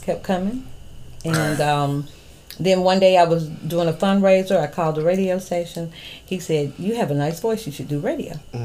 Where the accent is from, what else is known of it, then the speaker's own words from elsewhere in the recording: Seale, Alabama, United States; also born or lived in Los Angeles, California; I'm from here. I hail from Seal, Alabama